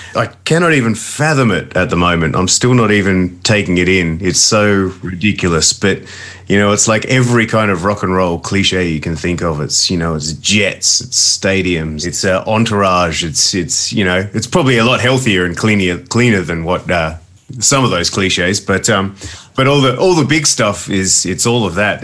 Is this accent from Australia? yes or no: yes; Adelaide, South Australia, Australia; me growing up in Adelaide